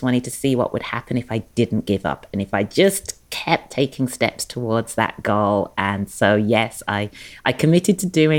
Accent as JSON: {"language": "English", "region": "England", "country": "United Kingdom", "tie": "born or raised there", "also_born_or_lived": "London", "moved": "as an adult", "lives_now": "Los Angeles, United States", "said": "born and raised in England, educated in England, started my career in London"}